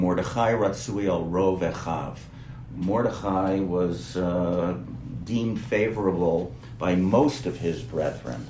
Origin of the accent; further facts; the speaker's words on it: New York area, United States; now in Israel; I grew up in the New York area, I grew up in a Jewish bubble